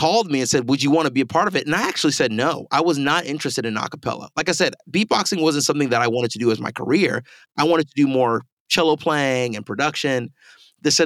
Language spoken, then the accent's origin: English; Owensboro, Kentucky, United States; moved away; also born or lived in Pasadena, California; I was born in Pasadena. My dad and my mom, they're both from Nigeria and Grenada, respectively. They decided to move to Owensboro, Kentucky. And that's where I was raised.